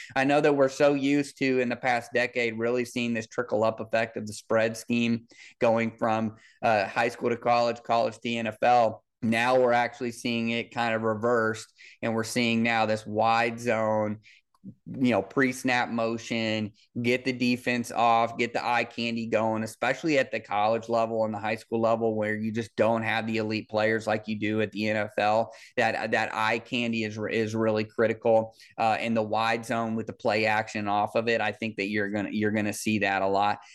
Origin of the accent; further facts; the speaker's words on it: Kansas City, United States; I'm from Kansas City.